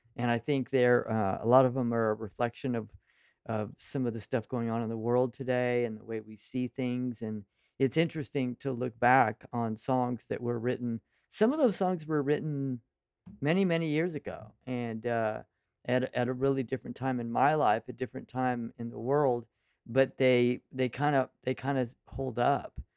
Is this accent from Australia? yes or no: no; Central Valley of California, United States; I grew up in the Central Valley of California